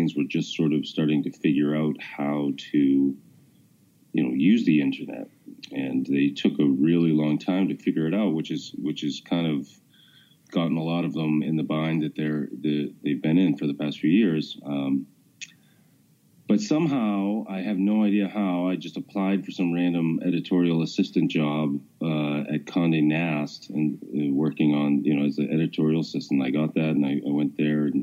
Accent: Boston, Massachusetts, United States; also born or lived in New York / Washington, D.C.; I've lived in Massachusetts. I grew up here.

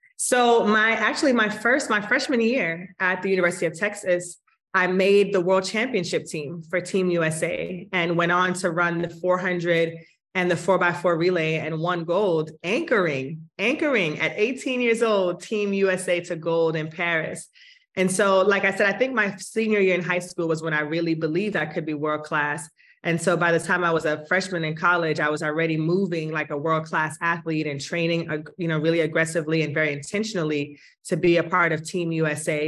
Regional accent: Kingston, Jamaica; I was born in Kingston, Jamaica, and have the most fond memories of my early days in Kingston.

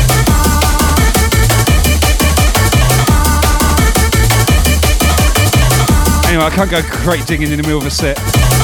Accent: Southampton, South East England, United Kingdom; my hometown crew, Southampton, UK.

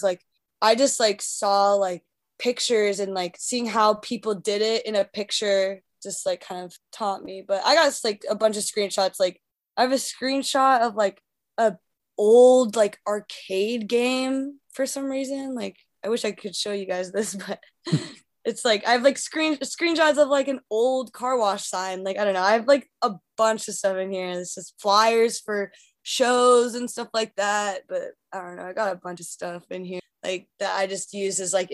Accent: north of Seattle, Washington, United States; moved away as an adult; now in New York, United States; I'm from Seattle, actually. I grew up like 20 minutes north of Seattle

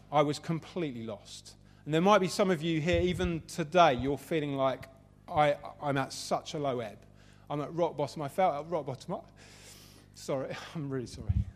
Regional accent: London, United Kingdom; Southeast London. So that's where I come from. Uh, pretty much raised in, in that area

